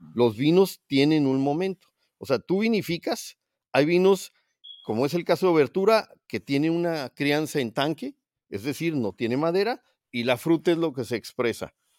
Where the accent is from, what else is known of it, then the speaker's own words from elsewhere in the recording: Ensenada, Baja California, Mexico; moved away as an adult; desde que me fui de, Ensenada hace 40 años que me fui a estudiar, hace 45 años